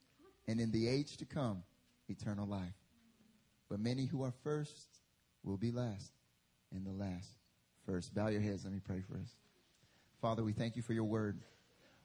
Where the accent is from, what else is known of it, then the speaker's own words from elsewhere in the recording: North Carolina, United States; moved away as an adult; now in South Korea; I'm from North Carolina, so I'm from America